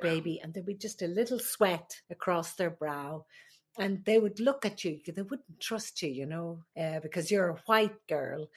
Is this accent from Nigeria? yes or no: no; Ireland; moved away as an adult; also born or lived in Alaska; now in United States; I am the Irish midwife